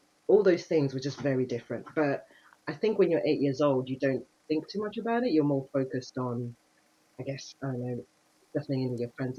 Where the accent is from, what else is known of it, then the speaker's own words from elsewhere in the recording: Cambridge, East of England, United Kingdom; also born or lived in Kenya / Suffolk / London; So I was born in Kenya. I'm one of three girls. I have two sisters. So we moved to the UK in the mid-80s and I grew up in Cambridge.